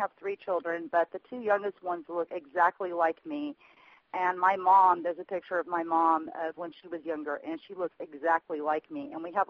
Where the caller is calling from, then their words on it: Indiana, United States; I'm calling from Central Indiana.